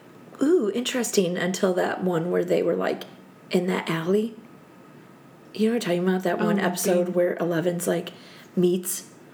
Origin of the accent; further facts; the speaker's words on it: Illinois, United States; because I grew up in the church, you mm-hmm. know, Willow Creek, little shout out. I did, because I grew up in Illinois.